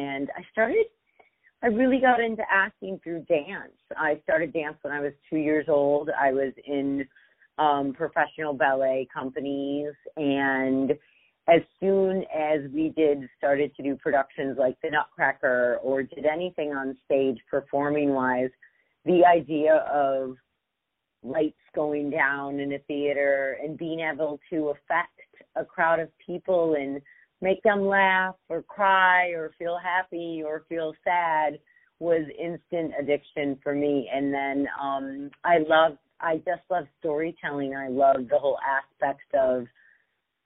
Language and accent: English; Michigan, United States; also born or lived in Brooklyn, New York; I grew up mostly in Michigan, but I was born in Brooklyn